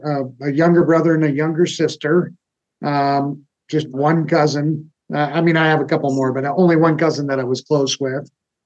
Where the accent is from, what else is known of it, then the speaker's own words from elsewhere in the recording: Illinois, United States; also born or lived in Texas / Kentucky; Everywhere. Started in Illinois. Lived there for basically from first to sixth grade, then moved to Texas, spent 4 or 5 years in Texas, then moved back to Illinois